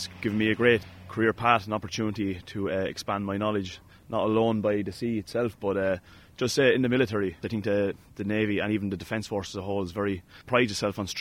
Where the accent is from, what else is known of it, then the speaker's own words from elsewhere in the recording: County Laois, Leinster, Ireland; moved away as an adult; I'm from County Leash, you see, so, you know, it's surrounded by counties alone, but that don't even touch the sea